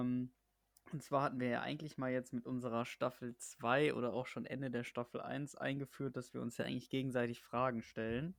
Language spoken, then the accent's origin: German; Germany; selbst als Deutscher